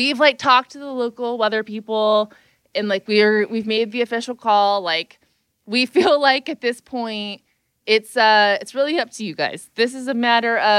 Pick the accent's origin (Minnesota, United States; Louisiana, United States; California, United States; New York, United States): California, United States; I'm from California